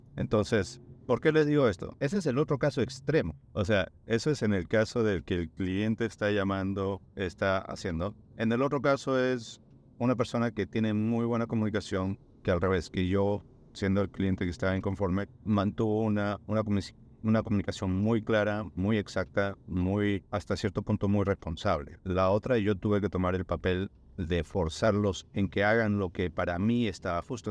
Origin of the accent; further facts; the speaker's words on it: Peru; moved away; yo siendo peruano